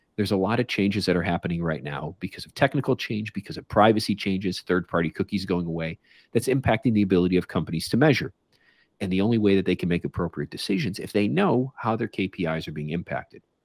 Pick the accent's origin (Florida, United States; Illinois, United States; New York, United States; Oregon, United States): Illinois, United States; Chicago; I grew up in Chicago